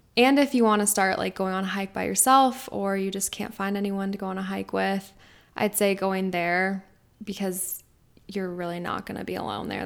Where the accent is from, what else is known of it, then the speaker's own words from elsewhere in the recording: Denver, Colorado, United States; also born or lived in Arizona; I'm from Denver, Colorado. I grew up here.